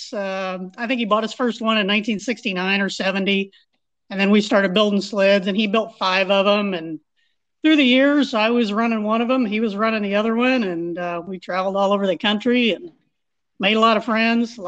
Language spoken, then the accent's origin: English; Greenville, Illinois, United States; also born or lived in Nokomis, Illinois / Patriot, Indiana; I live in Greenville, Illinois. That's been my hometown since we moved back here when I was 6 months old